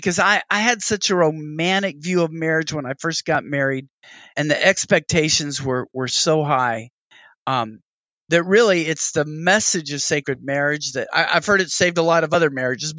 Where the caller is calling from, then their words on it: Texas, United States; in the words of a Southern pastor here, I'm speaking from Texas, you have two ticks and no dog.